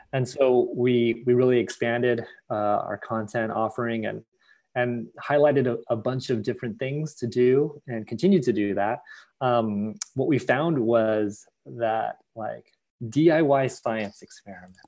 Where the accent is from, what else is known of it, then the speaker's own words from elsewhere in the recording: United States; as a Filipino American, as an Asian American